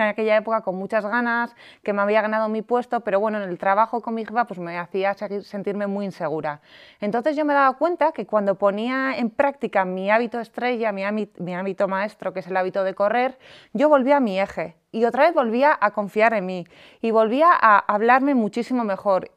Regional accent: San Sebastián, Basque Country, Spain; moved away as an adult; now in Madrid, Spain; yo soy de San Sebastián, eh, empecé en una gran multinacional y ascendí y me vine a Madrid a vivir.

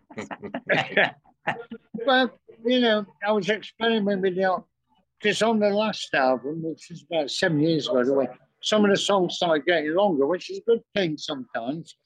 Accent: Manchester, North West England, United Kingdom; moved away as an adult; now in London, United Kingdom; we're both from Manchester and we all live around here.

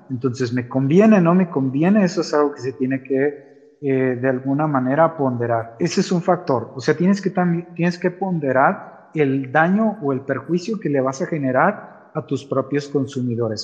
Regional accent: Mexico; lo vamos a resentir como mexicanos

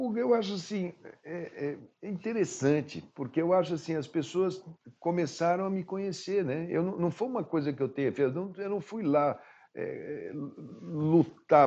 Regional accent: Mato Grosso do Sul, Brazil; eu sou de Mato Grosso do Sul

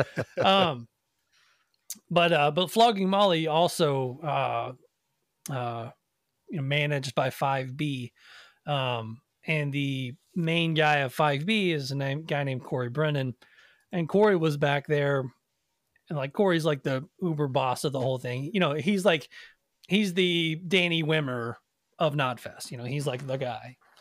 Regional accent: Nashville, Tennessee, United States; I grew up in Nashville

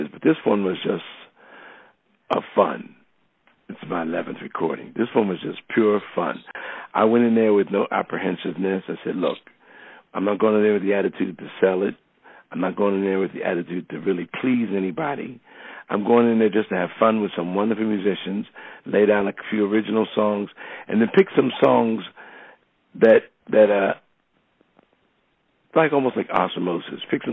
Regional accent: New York City, New York, United States; growing up in New York

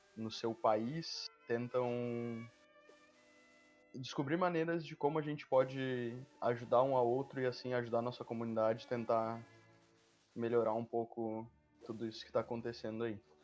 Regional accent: Santa Catarina, Brazil; eu sou de Santa Catarina

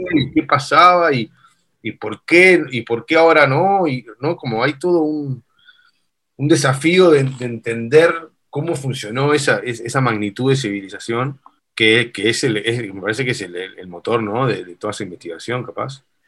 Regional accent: Uruguay; Nosotros en Uruguay somos, somos sudamericanos, pero somos bastante europeos en tradición

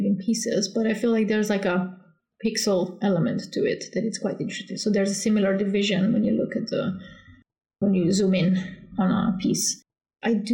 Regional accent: Slovenia; moved away as an adult; now in Gothenburg, Sweden; Originally, I'm from Slovenia

